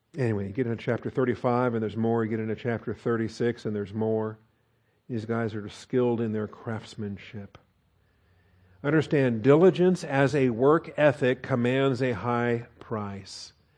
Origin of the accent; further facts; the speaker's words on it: Seattle, Washington, United States; I was born and raised in Seattle, Washington